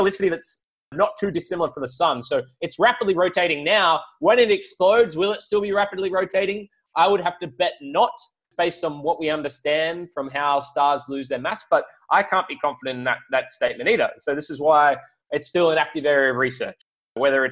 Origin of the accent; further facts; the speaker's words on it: Australia; as an Australian